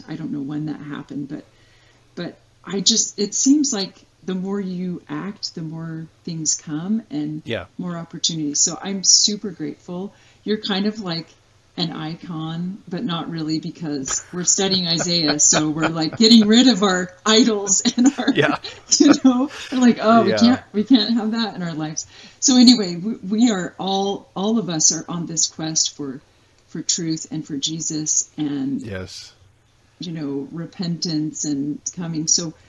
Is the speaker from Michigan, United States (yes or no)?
no; Utah, United States; moved away as an adult; also born or lived in Idaho / Wyoming / Dominican Republic; now in Missouri, United States; I grew up in Utah